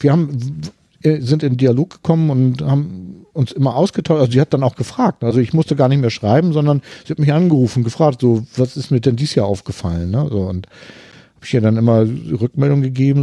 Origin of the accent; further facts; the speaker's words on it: Hamburg, Germany; ich komme ja aus Hamburg